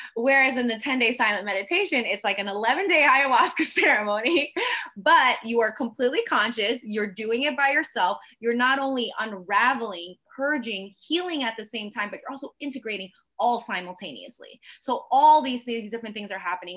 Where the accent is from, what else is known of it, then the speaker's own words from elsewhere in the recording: New York, United States; I'm also still from New York